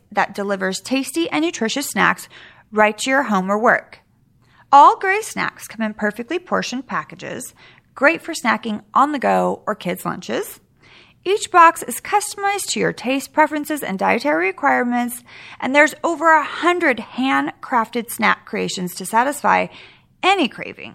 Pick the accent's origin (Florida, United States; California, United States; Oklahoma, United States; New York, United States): California, United States; Sacramento; I grew up in Sacramento